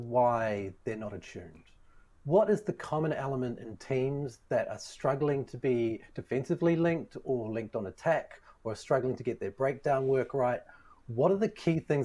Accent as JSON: {"language": "English", "country": "New Zealand", "said": "as a New Zealander"}